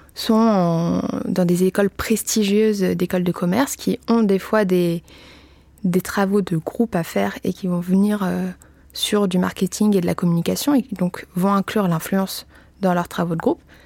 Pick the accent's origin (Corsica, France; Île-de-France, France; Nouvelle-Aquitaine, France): Île-de-France, France; Paris; je suis parisienne